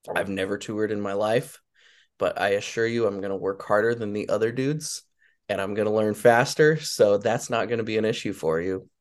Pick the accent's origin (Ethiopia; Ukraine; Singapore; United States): United States; Laramie, Wyoming; I grew up kind of in the middle of nowhere. I'm in a little town in eastern Wyoming called Laramie, Wyoming